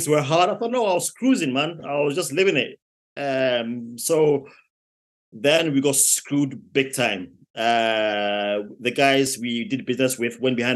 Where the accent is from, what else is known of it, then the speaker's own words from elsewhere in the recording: Ghana; moved away as an adult; also born or lived in London, United Kingdom / Plymouth, United Kingdom; now in United Kingdom; I was born in London, in the UK, which is about 4 hours from here. But my parents took me back to Africa, in Ghana, which is a little country in West Africa. Mm-hmm. So took me back to Ghana when I was 5 years old. And I lived my entire life